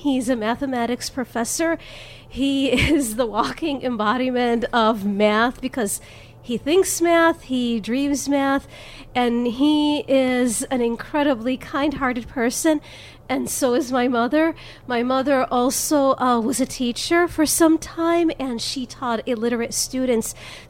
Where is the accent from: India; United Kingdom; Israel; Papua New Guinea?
Israel; Jerusalem, Jerusalem District; English is a second language; now in United States; I was born in Jerusalem, and I was raised there, which means that I grew up having... known the language. I learned the language at a very young age. I learned the culture. I learned the music. And then my family and I came here to America.